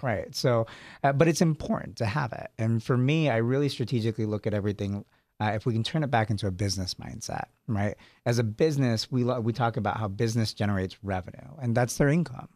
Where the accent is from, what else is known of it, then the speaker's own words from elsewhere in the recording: San Jose, California, United States; also born or lived in Sacramento; I was born in San Jose, lived in Sacramento for a while